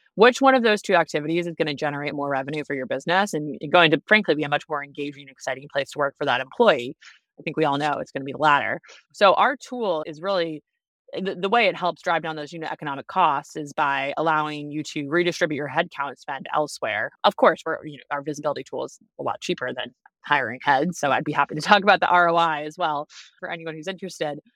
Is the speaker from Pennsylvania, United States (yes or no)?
no; Boston, Massachusetts, United States; moved away as an adult; also born or lived in Washington, D.C.; now in Chicago, United States; I'm from the East Coast originally, even though I live in the Midwest now. I grew up in Boston